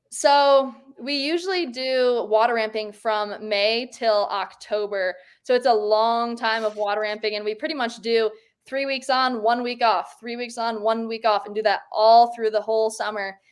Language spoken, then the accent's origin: English; Michigan, United States; now in Park City, United States; growing up in Michigan